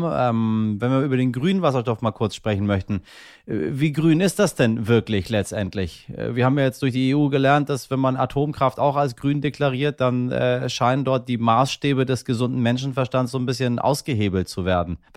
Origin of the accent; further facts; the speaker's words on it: Hamburg, Germany; Äh, ich komme hier aus Hamburg und wir haben hier die Linie 106.